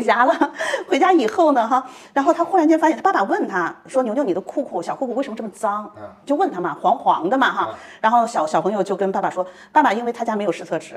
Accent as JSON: {"language": "Chinese", "country": "China", "said": "我们中国人"}